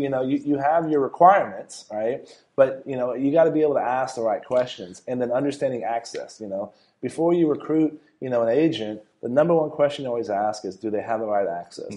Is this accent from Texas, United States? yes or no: yes; San Antonio, Texas, United States; I was born and raised in San Antonio